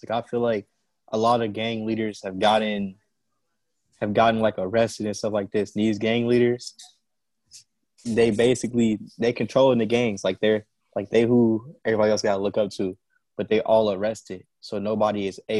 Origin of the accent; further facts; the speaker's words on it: Chicago, Illinois, United States; Honestly, the way growing up out here, honestly, I just say cold, it's fun.